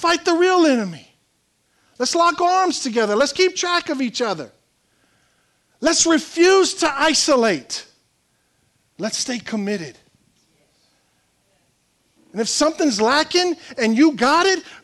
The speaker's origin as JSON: {"language": "English", "region": "South Louisiana", "country": "United States", "said": "We're from South Louisiana"}